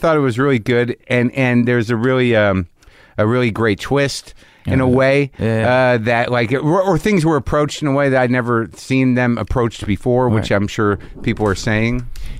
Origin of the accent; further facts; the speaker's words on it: New Jersey, United States; I'm from Jersey.